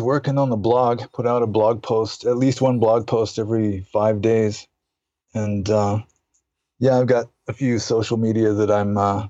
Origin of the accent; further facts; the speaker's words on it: United States; moved away as an adult; also born or lived in Burma; I just couldn't stop being an American